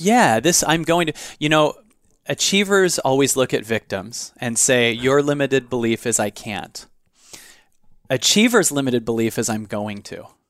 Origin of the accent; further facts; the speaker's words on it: Seattle, Washington, United States; In Seattle. I grew up in Seattle.